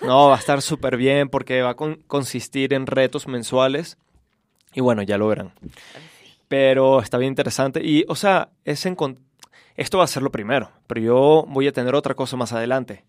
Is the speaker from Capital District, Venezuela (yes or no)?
yes; Caracas, Capital District, Venezuela; moved away as an adult; also born or lived in Charlotte, North Carolina, United States; Soy de Venezuela, de Caracas. Me fui hace 10 años de mi país, tenía 18.